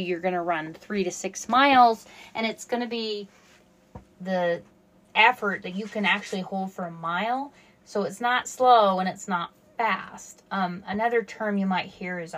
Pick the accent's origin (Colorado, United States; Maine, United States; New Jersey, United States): Colorado, United States; I grew up in Colorado